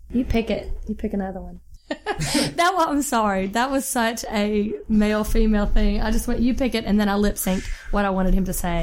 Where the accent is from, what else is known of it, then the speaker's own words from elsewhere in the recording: Jackson, Mississippi, United States; grew up in Jackson, Mississippi